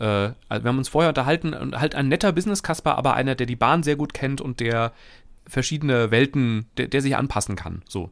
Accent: Hesse, Germany; now in Cologne, Germany; als Hesse

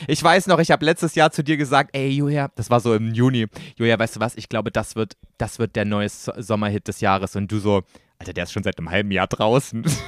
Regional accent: East Germany, Germany; Ich komme aus dem Osten

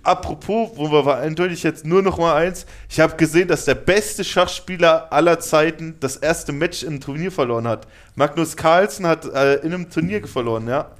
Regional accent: Germany; wir als Deutsche

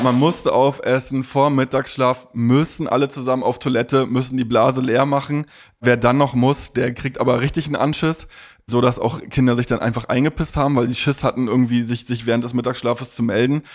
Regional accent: Stralsund, Mecklenburg-Vorpommern, Germany; also born or lived in Leipzig; ich bin 88 in Leipzig geboren und in Stralsund aufgewachsen

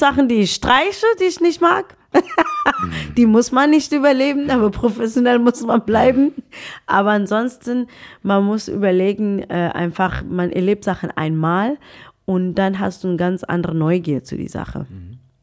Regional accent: Pretoria, Gauteng, South Africa; German is a second language; also born or lived in Bophuthatswana; now in Germany; Und dann bin ich nach Pretoria mit meinen Eltern, ja, gezogen als kleines Mädchen

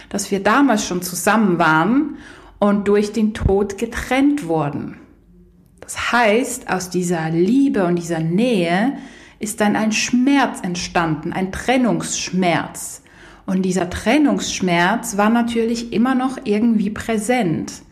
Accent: Poland; hatte ich eine Fernbeziehung mit jemandem aus Polen, aus meinem Heimatland.

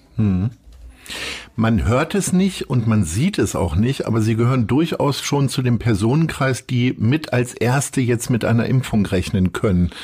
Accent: Stadthagen, Lower Saxony, Germany; Meine Heimatstadt.

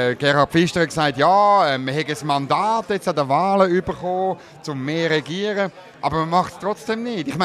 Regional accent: Zurich, Switzerland; Also ich meine, als Zürcher, es ist

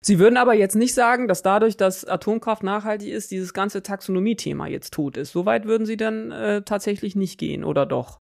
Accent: Lower Saxony, Germany; Ich komme ja aus Niedersachsen. Ich bin mit diesen Diskussionen um dieses Endlager in Gorleben zum Beispiel echt groß geworden.

